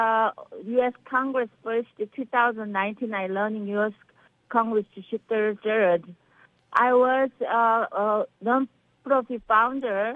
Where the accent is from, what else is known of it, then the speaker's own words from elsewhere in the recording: Seoul, South Korea; English is a second language; also born or lived in Andong, South Korea; now in Beverly Hills, United States; I am from South Korea, Seoul, Korea. I born Andong countryside. Yes, I'm from South Korea